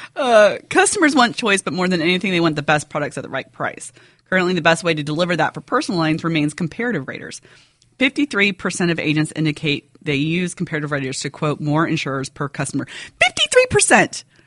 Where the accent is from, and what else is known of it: United States